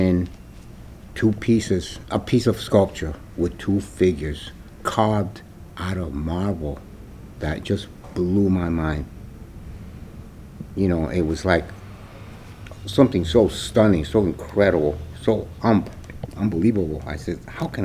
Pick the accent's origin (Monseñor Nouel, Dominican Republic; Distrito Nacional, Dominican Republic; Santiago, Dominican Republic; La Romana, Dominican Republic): Santiago, Dominican Republic; also born or lived in New York; now in Boston, United States; I was born in Santiago, Dominican Republic, in a little village called Bella Vista